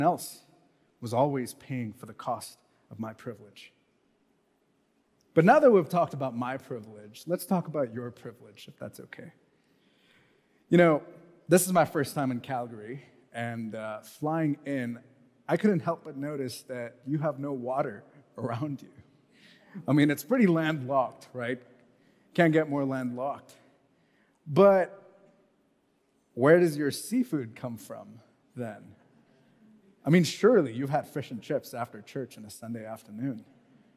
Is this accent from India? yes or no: yes; Mumbai, Maharashtra, India; moved away as an adult; also born or lived in United States / Canada; I grew up in Mumbai